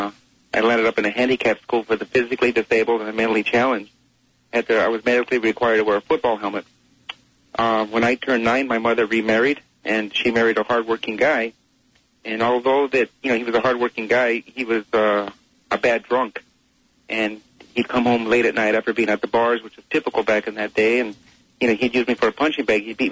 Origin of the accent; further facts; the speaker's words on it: Los Angeles, California, United States; I grew up in the Barrio of East Los Angeles